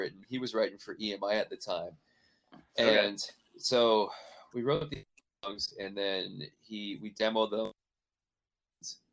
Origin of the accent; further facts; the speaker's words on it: Canada; now in Nashville, United States; growing up like that in Canada